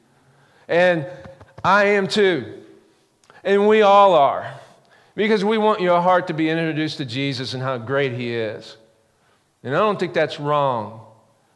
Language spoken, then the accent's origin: English; the Ozarks, United States; I grew up in the Ozarks